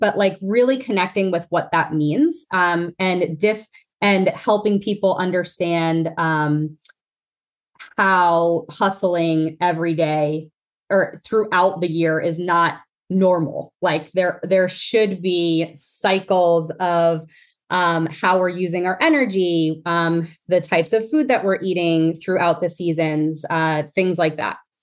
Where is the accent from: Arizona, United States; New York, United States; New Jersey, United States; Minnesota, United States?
New Jersey, United States; now in Pennsylvania, United States; growing up in North Jersey